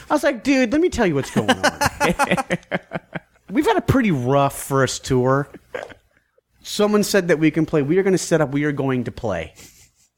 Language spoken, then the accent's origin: English; Washington, District of Columbia, United States; we're from D.C.